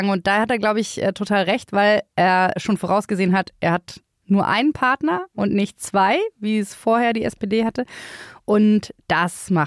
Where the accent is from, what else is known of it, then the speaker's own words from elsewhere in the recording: Berlin, Germany; Ich bin auch in Berlin aufgewachsen und habe ehrlich gesagt keine Lust mehr auf diese Stadt.